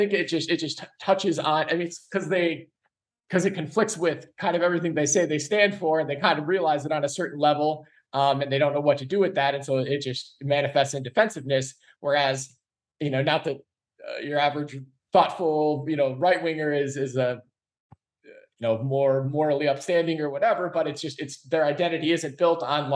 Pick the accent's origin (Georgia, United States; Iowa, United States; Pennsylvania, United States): Iowa, United States; Iowa, my home state where I'm at right now